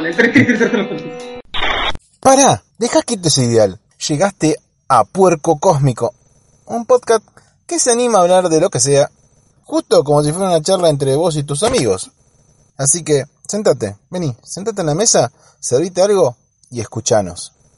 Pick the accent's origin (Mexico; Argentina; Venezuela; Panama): Argentina; Mercedes; somos de Mercedes